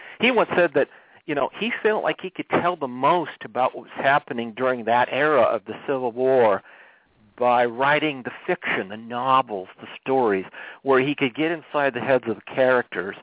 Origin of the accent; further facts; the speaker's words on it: Monroe, Washington, United States; moved away as an adult; now in Washington, DC, United States; I grew up in the Northwest, as you said. I grew up near Monroe.